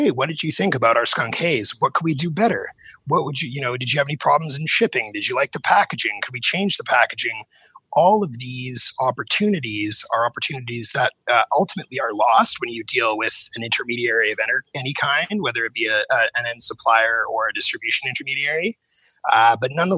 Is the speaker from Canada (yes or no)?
yes; Vancouver, British Columbia, Canada; my hometown of Vancouver